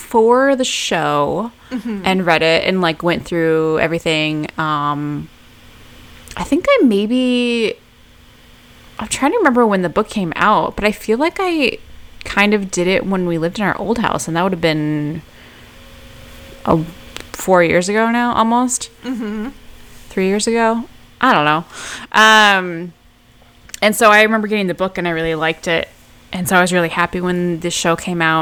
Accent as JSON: {"language": "English", "region": "Midwest", "country": "United States", "said": "we're both from the Midwest"}